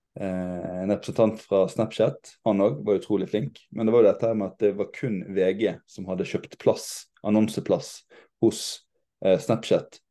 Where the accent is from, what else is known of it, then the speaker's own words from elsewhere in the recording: Western Norway, Norway; jeg som vestlending